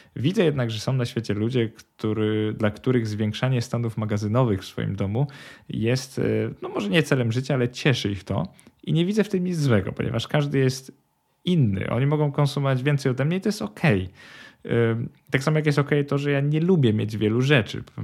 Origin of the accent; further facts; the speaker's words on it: Poland; moved away as an adult; now in Sweden; wyrosłem w kulturze porównywania się do innych. Zresztą w Polsce kto nie wyrósł